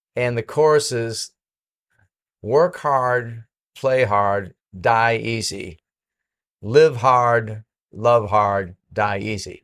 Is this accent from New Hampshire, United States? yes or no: yes; Penacook, New Hampshire, United States; moved away; I'm from Pennecook, New Hampshire, you know, a little town of fifteen hundred people, a little mill town